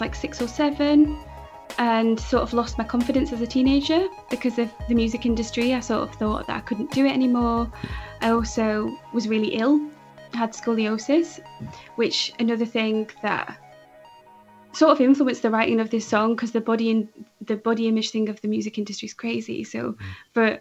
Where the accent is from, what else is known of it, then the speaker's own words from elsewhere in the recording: Manchester, North West England, United Kingdom; So I was born in Manchester, a different part of the north of England. I grew up with me, my mum, my sister.